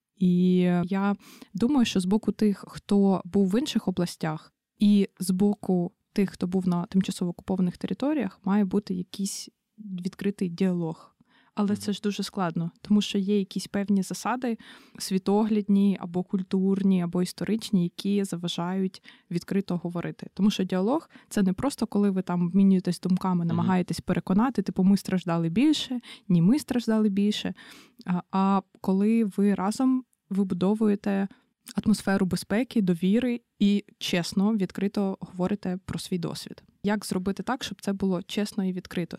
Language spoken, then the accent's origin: Ukrainian; Brovary, Kyiv Oblast, Ukraine; я з міста Бровари